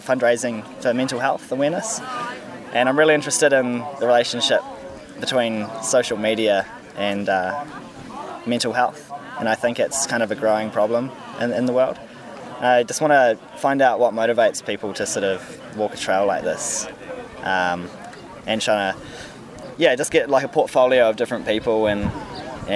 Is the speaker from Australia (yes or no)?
no; Wellington, New Zealand; I'm from Wellington, the capital.